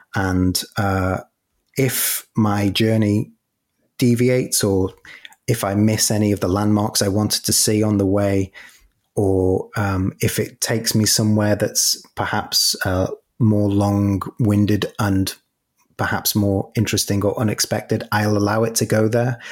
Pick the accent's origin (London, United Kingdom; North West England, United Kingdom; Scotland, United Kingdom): North West England, United Kingdom; Merseyside; I grew up in Merseyside